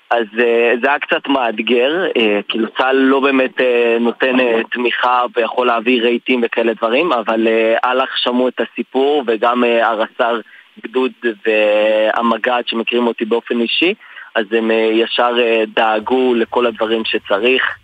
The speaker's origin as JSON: {"language": "Hebrew", "town": "Jerusalem", "region": "Jerusalem District", "country": "Israel", "tie": "born or raised there", "said": "אני בשונה גדלתי ונולדתי בירושלים, בשכונה חרדית, שפחות אה, תמכו, המשפחה והקהילה פחות תמכו בגיוס לצה\"ל"}